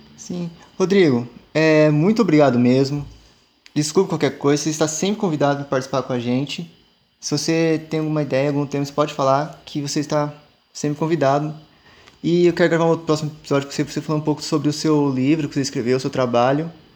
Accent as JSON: {"language": "Portuguese", "region": "South Region", "country": "Brazil", "tie": "born or raised there", "said": "Eu só nasci aqui"}